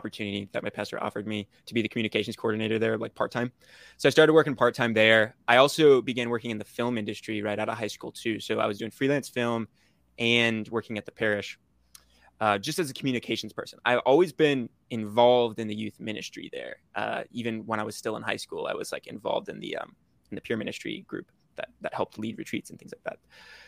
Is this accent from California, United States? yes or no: no; Orlando, Florida, United States; I'm from Orlando, Florida